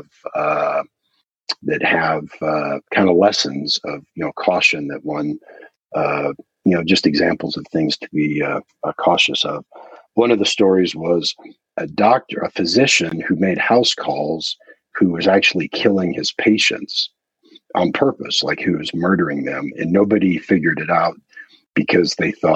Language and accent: English; United States; as an American, I'm just cognizant of the fact that we tend to speak fewer languages